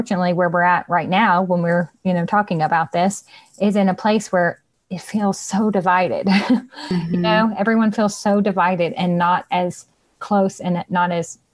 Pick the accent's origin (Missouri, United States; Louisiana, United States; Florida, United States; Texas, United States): Louisiana, United States; I'm from Louisiana